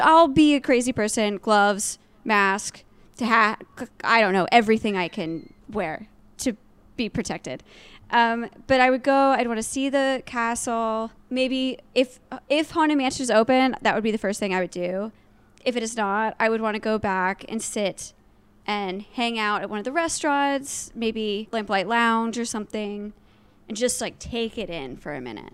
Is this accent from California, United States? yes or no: no; Georgia, United States; moved away; I am originally from Georgia